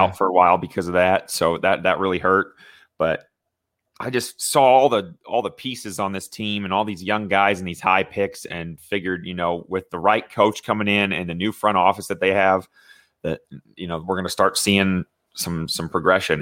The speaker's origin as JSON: {"language": "English", "region": "Indiana", "country": "United States", "tie": "born or raised there", "said": "I growing up in Indiana, not too far from Chicago"}